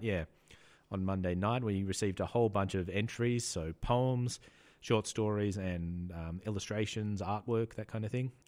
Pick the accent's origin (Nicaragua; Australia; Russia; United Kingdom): Australia; I'm Australian